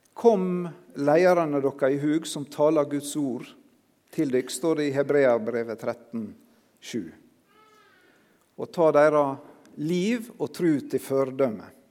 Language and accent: Norwegian; Sunnmøre, Møre og Romsdal, Norway; som sunnmøring